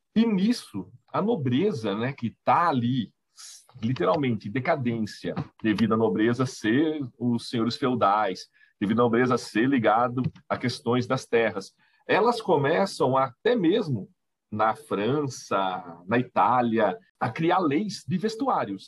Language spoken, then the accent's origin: Portuguese; Itapira, São Paulo, Brazil; sou de Itapira